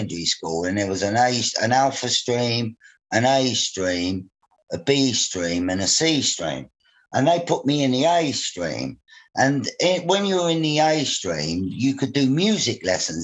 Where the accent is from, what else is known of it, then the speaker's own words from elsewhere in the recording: London, United Kingdom; life in the 1960s in Bermondsey, I come from Bermondsey, southeast London